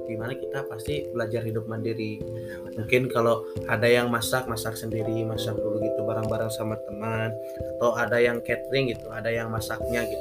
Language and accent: Indonesian; Sukabumi, West Java, Indonesia; Perkenalkan … berasal dari Sukabumi, tanggal lahir 27 Maret tahun 2002.